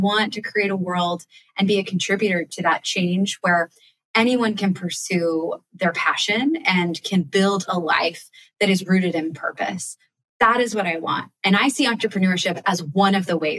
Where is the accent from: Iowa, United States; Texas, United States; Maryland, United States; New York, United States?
Maryland, United States; Annapolis; my hometown of Annapolis